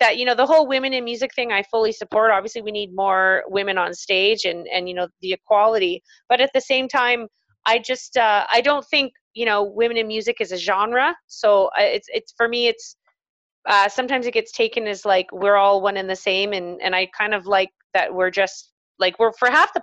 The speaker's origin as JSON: {"language": "English", "town": "Calgary", "region": "Alberta", "country": "Canada", "tie": "born or raised there", "said": "Calgary, which is my hometown as well"}